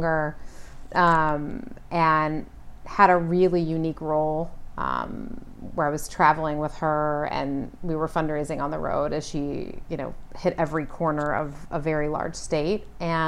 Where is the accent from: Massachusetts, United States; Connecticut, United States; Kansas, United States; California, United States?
Kansas, United States; born or raised there; moved away